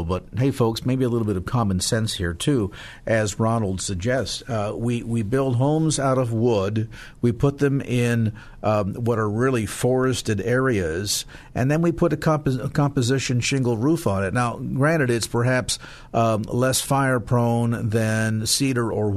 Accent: California, United States; I'm a Californian.

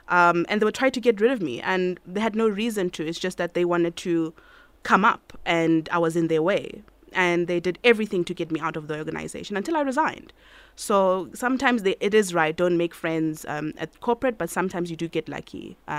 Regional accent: Soweto, Gauteng, South Africa; English is a second language; I grew up Pimville, Soweto.

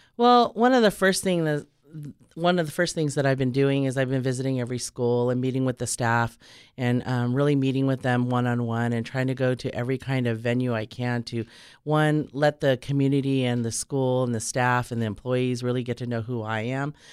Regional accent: Orange County, California, United States; moved away as an adult; now in San Diego, United States; I'm actually originally from Orange County, and I came down to San Diego to attend UCSD

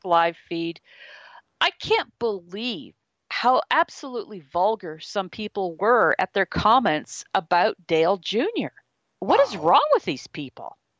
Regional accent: Canada; being a Canadian

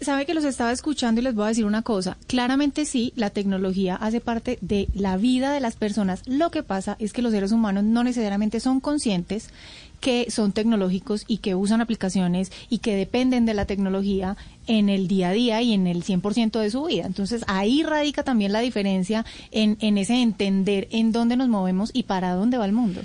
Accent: Medellín, Antioquia, Colombia; Medellín, mi tierrita

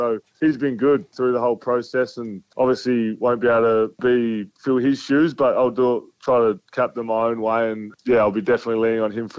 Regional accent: Williamstown, South Australia, Australia; I'm a Williamstown boy, I played for Barossa Districts Footy Club growing up.

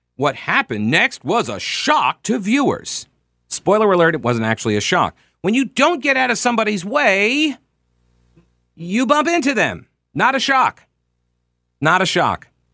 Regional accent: United States; I'm American.

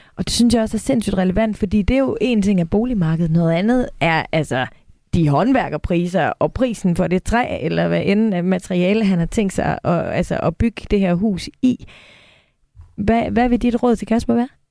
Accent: Denmark; vi danskere

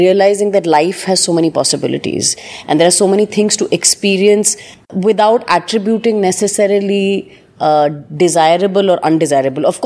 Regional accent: Delhi, India; I was born and brought up in Delhi

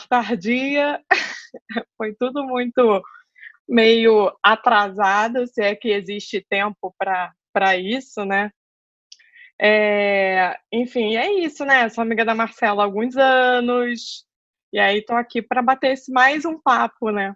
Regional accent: Rio de Janeiro, Brazil; moved away as an adult; now in São Paulo, Brazil; eu sou carioca, estou é, morando em São Paulo faz um ano.

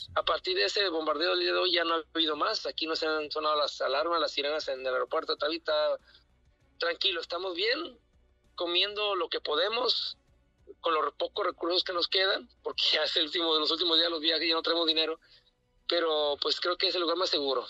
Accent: Sinaloa, Mexico; Somos tres de Sinaloa, siete de, cuatro de Sinaloa

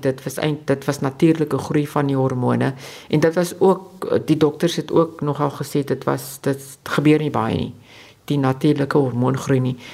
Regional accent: South Africa

